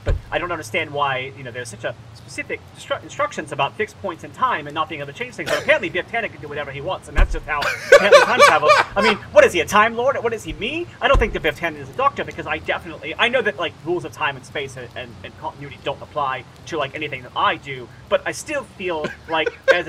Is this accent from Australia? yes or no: no; United Kingdom; accent: British; almost as much as my British accent, but I'm trying to do it anyway.